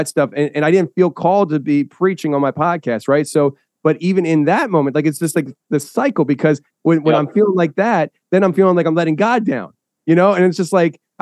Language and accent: English; Philadelphia, Pennsylvania, United States; I'm from Philly